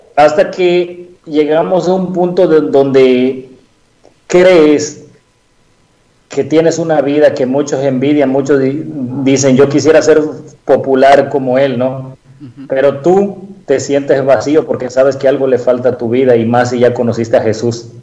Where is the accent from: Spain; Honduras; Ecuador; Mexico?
Mexico; Veracruz; moved away; yo soy de Veracruz, ¿no? Vivíamos anteriormente allá